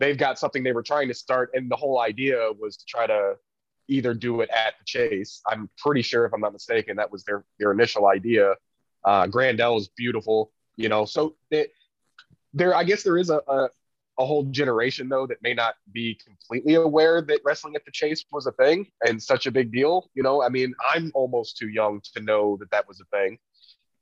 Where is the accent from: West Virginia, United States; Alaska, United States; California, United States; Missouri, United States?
Missouri, United States; St. Louis; now in Kansas City, United States; I'm from, born and raised in St. Louis. Obviously, I live out here in KC now